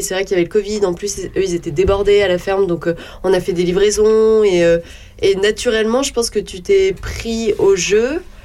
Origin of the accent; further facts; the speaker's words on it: Charny, Bourgogne-Franche-Comté, France; also born or lived in Auxerre / Orléans / Toulouse / Berlin; j'ai grandi euh, à Charny.